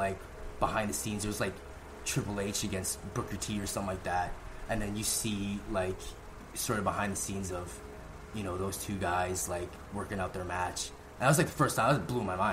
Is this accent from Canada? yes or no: yes; Vancouver, British Columbia, Canada; I come from the West Coast of Vancouver.